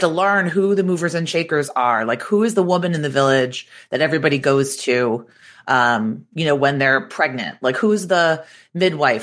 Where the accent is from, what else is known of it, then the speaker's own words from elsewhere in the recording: Boston, Massachusetts, United States; moved away as an adult; also born or lived in New York City; I'm from Boston. I went to Boston University.